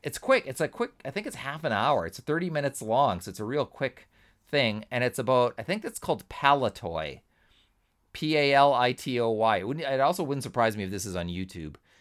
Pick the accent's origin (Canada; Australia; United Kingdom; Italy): Canada; being Canadian